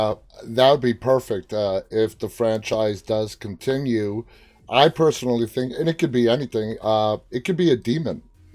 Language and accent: English; New York, United States; I'm from New York